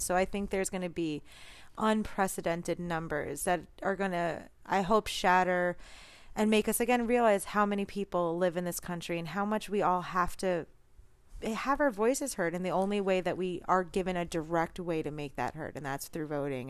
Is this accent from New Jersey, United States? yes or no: no; New York City, New York, United States; I'm a Jew from New York as well